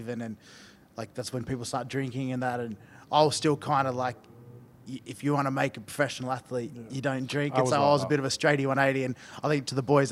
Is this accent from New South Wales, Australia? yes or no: no; Toowoomba, Queensland, Australia; moved away as an adult; also born or lived in Brisbane / Melbourne; now in Salford, United Kingdom; I moved from Toowoomba to Brisbane for my last 2 years of school